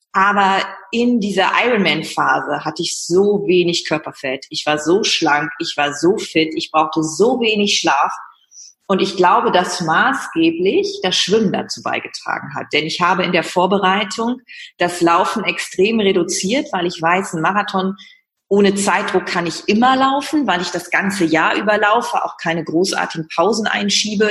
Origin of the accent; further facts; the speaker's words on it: Leer, Lower Saxony, Germany; moved away as an adult; now in Hamburg, Germany; komme aus Leer, Ostfriesland und lebe seit der Zeit nach dem Abitur im wunderschönen